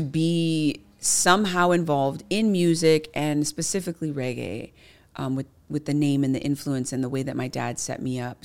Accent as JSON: {"language": "English", "town": "Kailua", "region": "Hawaii", "country": "United States", "tie": "born or raised there", "said": "my environment growing up in Kailua specifically really played a huge foundational role"}